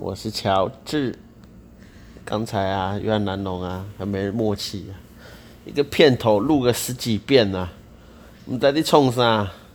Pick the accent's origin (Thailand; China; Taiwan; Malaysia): Taiwan; Tainan; 我台南人